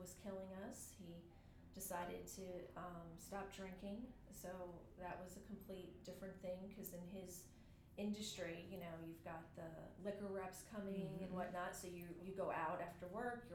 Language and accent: English; New Jersey, United States; moved away as an adult; also born or lived in Florida / upstate New York; now in Georgia, United States; I grew up in New Jersey. I was born in Florida, but met him in New Jersey.